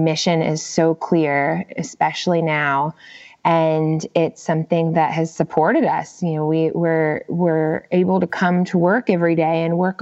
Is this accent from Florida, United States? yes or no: yes; Gainesville, Florida, United States; moved away as an adult; now in California, United States; Florida, my hometown in Gainesville